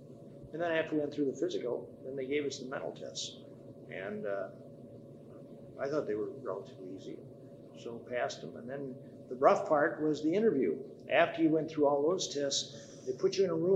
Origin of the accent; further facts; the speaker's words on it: Dubuque, Iowa, United States; moved away as an adult; I was born in Dubuque, Iowa. And I was there until I got my about the first half year of college